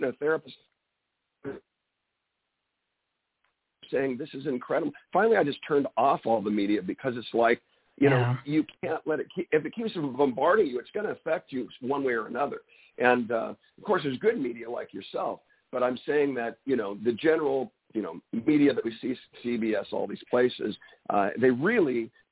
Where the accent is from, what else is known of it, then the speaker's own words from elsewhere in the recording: California, United States; I'm from California